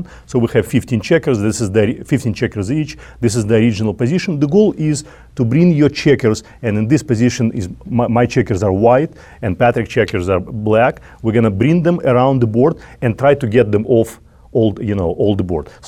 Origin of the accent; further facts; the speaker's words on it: Russia; English is a second language; moved away as an adult; now in New York, United States; Chess was my first childhood game back in Russia